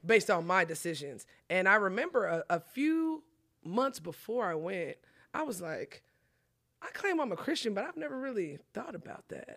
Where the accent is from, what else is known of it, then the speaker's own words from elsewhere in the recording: Collin County, Texas, United States; I'm from Collin County, but I'm at the age where I gotta pay for my own stuff